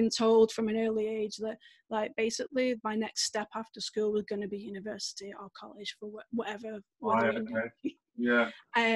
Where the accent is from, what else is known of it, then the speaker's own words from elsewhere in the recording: Manchester, North West England, United Kingdom; I'm from Manchester, we had the Commonwealth Games here in Manchester